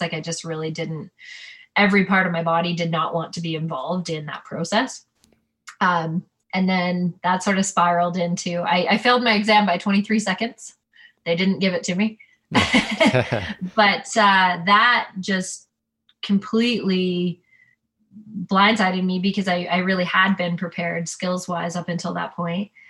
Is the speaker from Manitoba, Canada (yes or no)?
no; Ontario, Canada; moved away; I'm from Ontario.